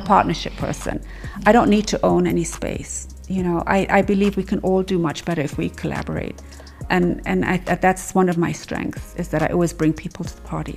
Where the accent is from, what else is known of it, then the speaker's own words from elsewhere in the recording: Kenya; I'm I'm just Kenyan